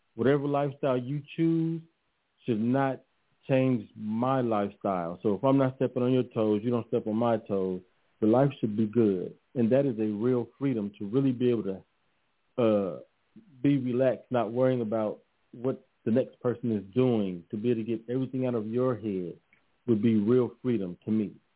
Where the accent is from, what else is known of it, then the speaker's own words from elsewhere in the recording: Los Angeles, California, United States; also born or lived in Austin, Texas; living in South Central Los Angeles, and I grew up in in Leimert Park area